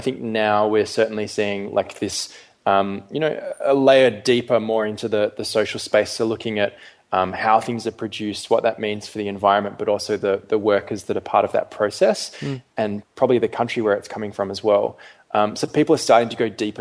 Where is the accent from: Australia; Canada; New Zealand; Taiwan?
Australia; Perth, Western Australia; moved away as an adult; also born or lived in London / Melbourne; I was actually born and brought up um, initially in London. Then my family moved to Perth when I was quite young